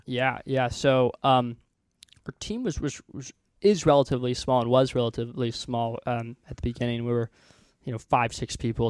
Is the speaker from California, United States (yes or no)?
no; Houston, Texas, United States; moved away as an adult; also born or lived in Illinois; now in Silicon Valley, United States; I grew up in Houston, Texas